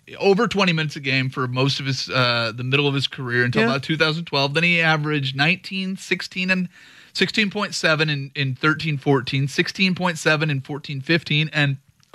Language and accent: English; Vancouver, Washington, United States; I am from Washington, but Vancouver.